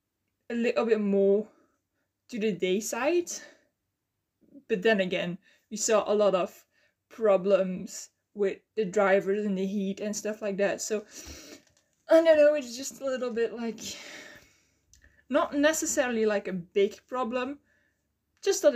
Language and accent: English; Belgium; English is a second language; I'm from Belgium